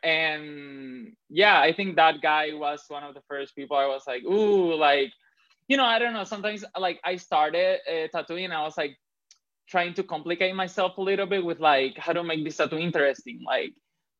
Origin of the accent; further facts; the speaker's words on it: Puerto Rico; also born or lived in Dominican Republic; I grew up in the Caribbean. I grew up between Puerto Rico and Dominican Republic. I did basically my whole elementary school in Dominican Republic.